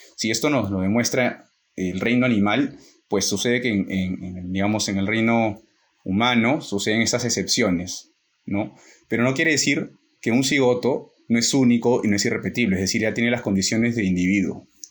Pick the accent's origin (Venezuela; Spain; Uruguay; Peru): Peru; en nuestro caso, que somos peruanos